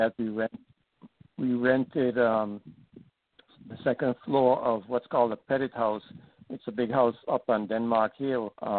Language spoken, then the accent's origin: English; St. Thomas, U.S. Virgin Islands; growing up on St. Thomas, yeah, I have a lot of very nice memories of the areas where I lived and neighborhoods. When I was born in 1950, my parents and my three older sisters were living in what I call the DeCaster House.